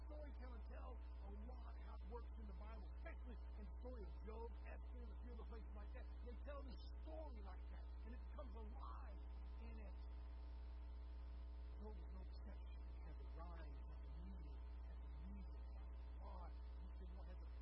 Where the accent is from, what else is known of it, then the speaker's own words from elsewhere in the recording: Deep Rock, United States; I was born in Deep Rock